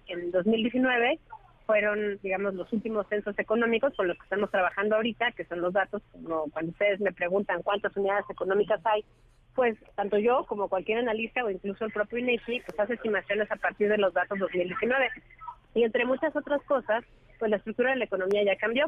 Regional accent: Mexico

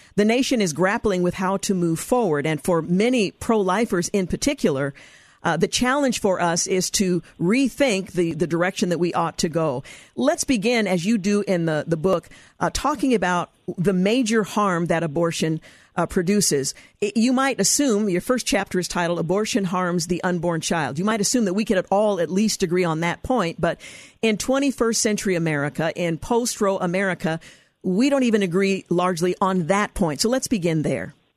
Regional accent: Oregon, United States; my home state of Oregon

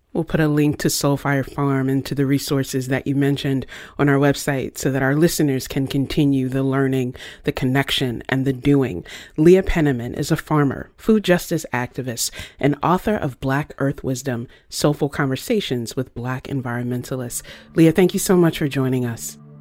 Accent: Virginia, United States; moved away; I grew up in Virginia in a neighborhood

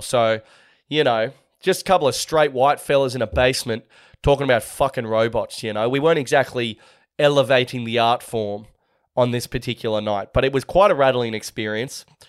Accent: Sydney, New South Wales, Australia; my hometown of Manly on the northern beaches of Sydney

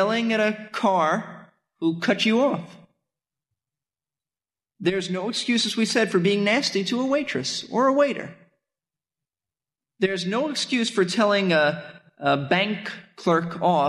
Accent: New York City, New York, United States; I grew up in Brooklyn, New York

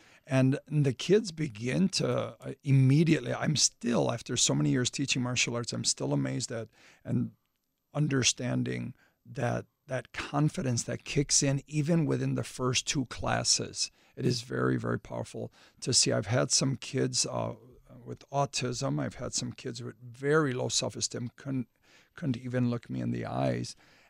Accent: Illinois, United States; I grew up in the River West area, and back in the 80s, there was a lot of gang violence and that.

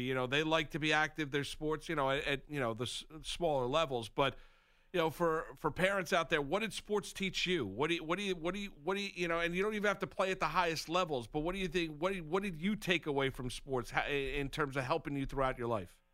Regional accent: just outside New York City, United States; I grew up just outside New York City

